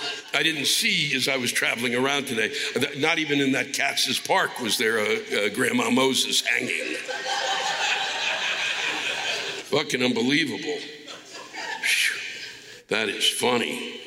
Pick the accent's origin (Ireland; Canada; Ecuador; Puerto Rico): Puerto Rico; And yes, we are American. So check the fucking history books because Puerto Ricans were granted citizenship because we fought in every fucking war since 1917.